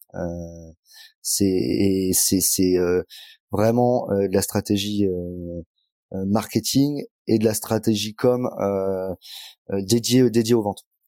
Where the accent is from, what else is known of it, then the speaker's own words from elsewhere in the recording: Angoulême, Nouvelle-Aquitaine, France; moved away; also born or lived in Bordeaux; moi, je suis charentais, je suis d'Angoulême. j'ai fait mes études là-bas.